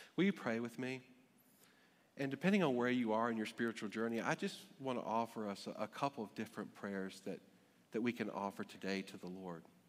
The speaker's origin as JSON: {"language": "English", "town": "Greensboro", "region": "North Carolina", "country": "United States", "tie": "born or raised there", "moved": "yes", "lives_now": "Alexandria, United States", "said": "My physical birth certificate says I was born in Greensboro, North Carolina"}